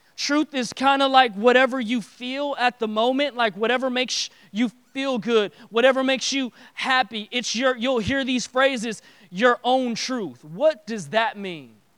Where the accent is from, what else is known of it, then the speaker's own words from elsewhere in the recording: Detroit, Michigan, United States; I grew up in Detroit